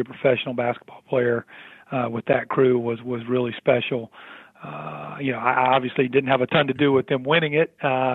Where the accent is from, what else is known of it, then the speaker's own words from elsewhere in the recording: North Carolina, United States; I grew up in North Carolina